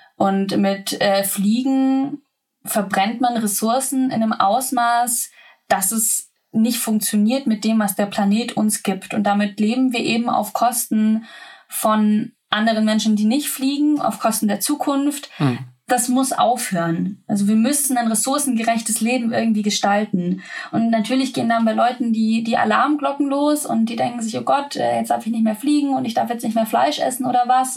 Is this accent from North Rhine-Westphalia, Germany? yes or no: no; Swabia, Baden-Württemberg, Germany; moved away as an adult; also born or lived in Lower Bavaria; ich komme äh, vom Dorf bin im Schwabeländle aufgewachsen